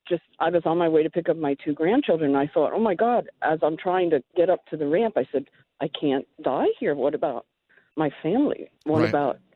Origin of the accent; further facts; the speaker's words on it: New York, United States; Is I'm a New Yorker, and, you know, it's nothing when you turn on the radio to hear you guys talking.